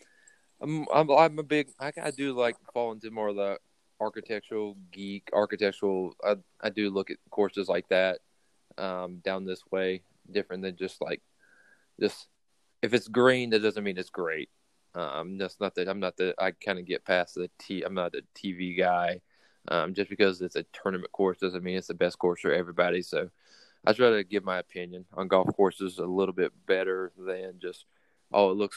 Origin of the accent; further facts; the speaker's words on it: Kernersville, North Carolina, United States; I grew up just outside of Wake Forest in a place called Kernersville